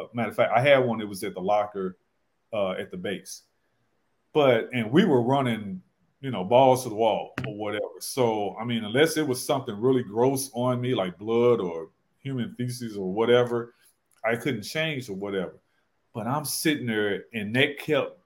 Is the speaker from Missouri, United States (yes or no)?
yes; St. Louis, Missouri, United States; now in Charlotte, United States; I'm from St. Louis. That's where I worked in practice. I live in Charlotte now